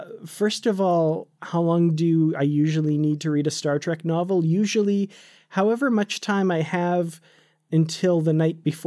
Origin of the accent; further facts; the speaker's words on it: Canada; also born or lived in Korea; when I moved back to Canada from Korea